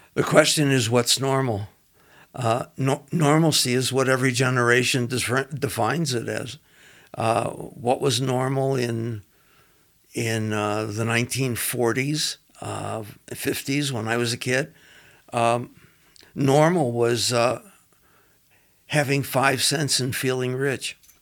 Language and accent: English; Los Angeles, California, United States; moved away as an adult; also born or lived in Cincinnati, Ohio; now in Denver, United States; I was born in Cincinnati and uh, moved to uh, Los Angeles at a, an early age and uh, basically did all my schooling in Los Angeles, uh, Culver City, California